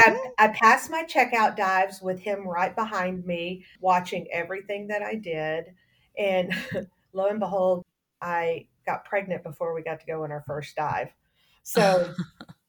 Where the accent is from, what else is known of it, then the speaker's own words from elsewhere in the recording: Texas, United States; I grew up in Texas. The water's brown